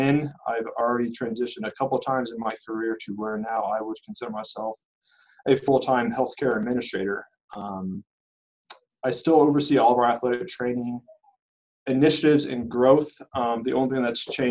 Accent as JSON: {"language": "English", "town": "Terre Haute", "region": "Indiana", "country": "United States", "tie": "born or raised there", "also_born_or_lived": "Wisconsin / Michigan", "moved": "as an adult", "said": "I was born and raised in Terre Haute"}